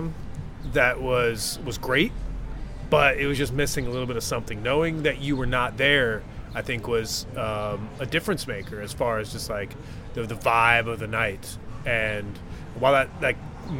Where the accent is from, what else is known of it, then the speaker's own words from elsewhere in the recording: Delaware County, Pennsylvania, United States; now in Charlotte, United States; I'm from Delaware County, and the stadium is in Chester, Delaware County. Mm-hmm. Not far from, you know, where I grew up